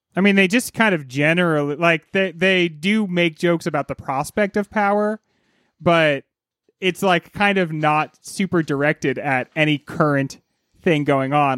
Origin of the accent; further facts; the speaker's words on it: United States; I am notably American